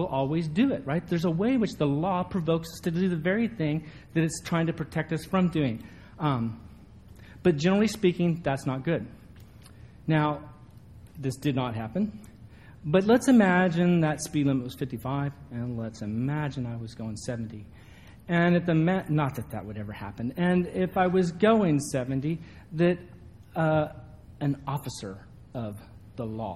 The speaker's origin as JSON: {"language": "English", "region": "a little town in Northern California", "country": "United States", "tie": "born or raised there", "moved": "yes", "said": "this little town that I grew up"}